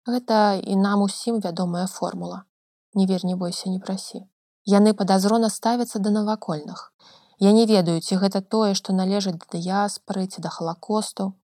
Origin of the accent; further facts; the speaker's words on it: Belarus; мы беларусы